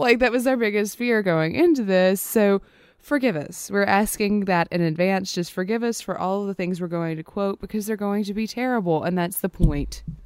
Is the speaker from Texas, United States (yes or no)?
no; Louisiana, United States; especially in Louisiana, especially where we're from